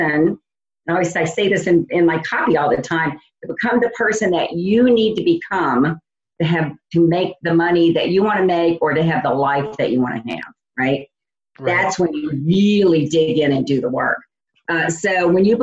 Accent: New Orleans, Louisiana, United States; moved away as an adult; also born or lived in Indiana; I'm originally from New Orleans, and I left New Orleans to start a company for someone else and moved to Indiana.

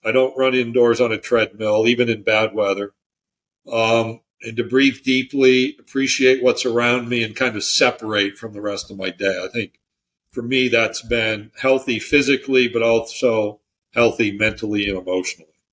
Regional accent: near Auburn, New York, United States; moved away as an adult; also born or lived in Utica, New York / Natchitoches, Louisiana; now in Birmingham, United States; where I was born and raised near Auburn, New York

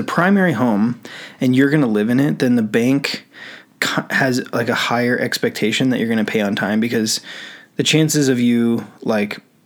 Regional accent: Kings Beach, California, United States; moved away; I grew up in Kings Beach in northern North Tahoe

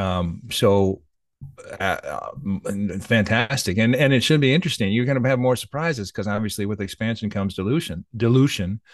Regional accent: United States; I'm an American

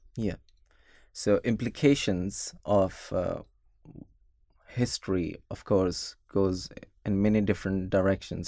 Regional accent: Pakistan; moved away; growing up in Pakistan

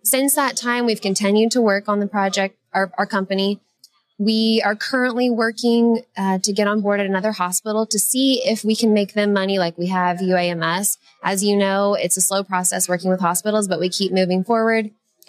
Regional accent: Oklahoma, United States; also born or lived in Atlanta; now in Little Rock, United States; Well, yes, originally.

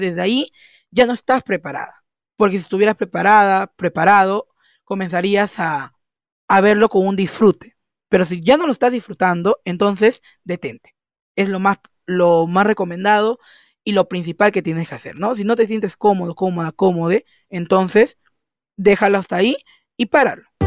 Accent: Peru; soy de Perú

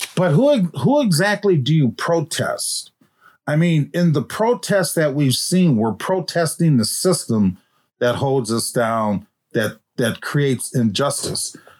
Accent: Minneapolis, Minnesota, United States; I grew up in North Minneapolis

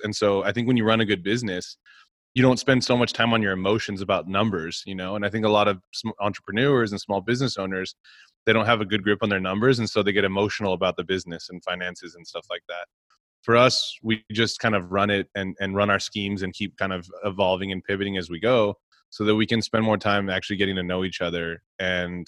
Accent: Texas, United States; moved away; I'm from Texas.

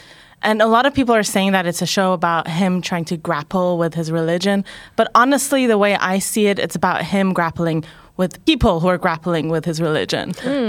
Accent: Iran; now in New York, United States; I grew up in Iran, and religion is very much like forced onto people there. But the people are really secular, you know.

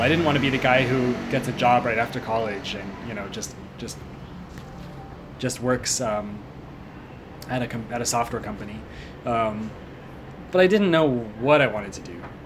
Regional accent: Seattle, Washington, United States; moved away as an adult; I'm from Seattle, uh, in the U.S. I was born there. I grew up there, and I didn't make it out of there until uh, until I finished college

